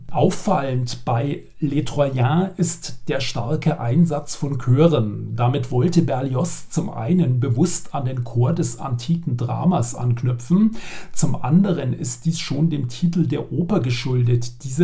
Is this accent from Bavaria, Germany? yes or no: yes; Regensburg, Bavaria, Germany; Ich darf hier mal als Regensburger etwas Lokalpatriotismus einbringen.